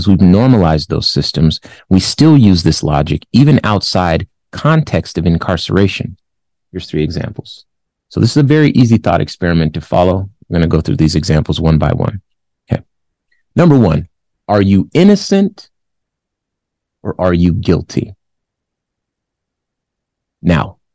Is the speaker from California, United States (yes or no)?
yes; California, United States; And my family's from California. I'm from California.